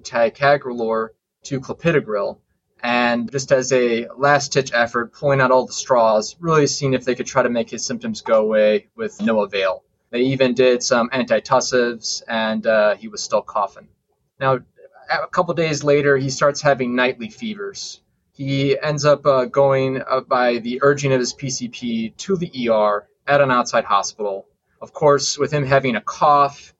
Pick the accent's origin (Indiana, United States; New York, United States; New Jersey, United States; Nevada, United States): Indiana, United States; I've been a Hoosier my whole life